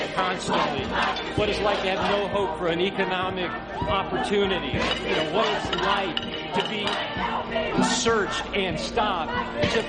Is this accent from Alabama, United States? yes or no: yes; Alabama, United States; now in Denver, United States; growing up in Alabama in the 60s, coming from a very racist home